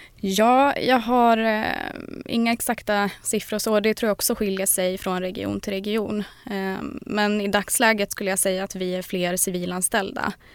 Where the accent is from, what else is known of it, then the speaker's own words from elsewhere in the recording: southern Norrland, Sweden; södra Norrland där jag kommer ifrån.